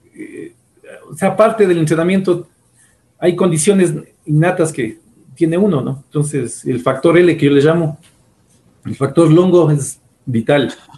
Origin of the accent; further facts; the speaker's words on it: Ecuador; como el ecuatoriano promedio